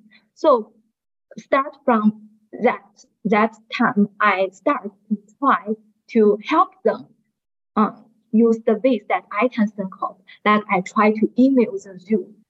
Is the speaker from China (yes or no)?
yes; China; I'm from China